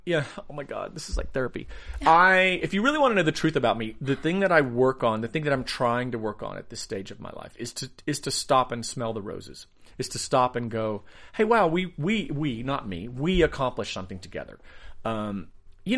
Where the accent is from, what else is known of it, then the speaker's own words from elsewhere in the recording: the South, United States; You know, I grew up in the South.